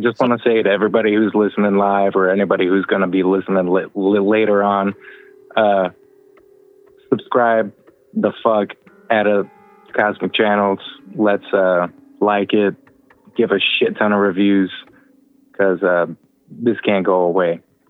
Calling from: Indiana, United States; Yep, Indiana.

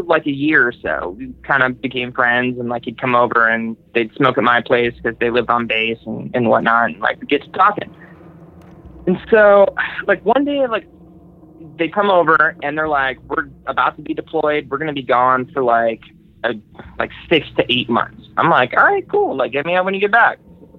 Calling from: Southern California, United States; I'm calling from Southern California.

